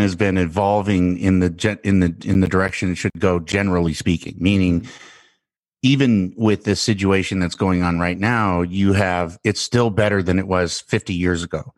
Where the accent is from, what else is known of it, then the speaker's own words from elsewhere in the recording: United States; as an American